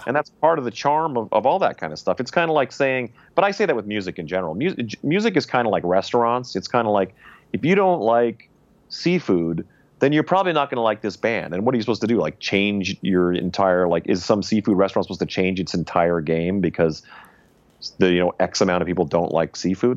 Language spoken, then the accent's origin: English; Saskatchewan, Canada; moved away; I was from Saskatchewan